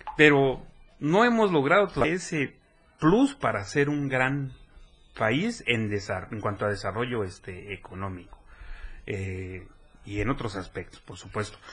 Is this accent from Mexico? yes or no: yes; Chiapas, Mexico; soy el primer chiapaneco.